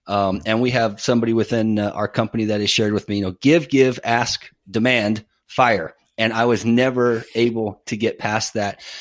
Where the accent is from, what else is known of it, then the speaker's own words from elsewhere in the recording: Northern California, United States; now in Tampa, United States; I'm originally from Northern California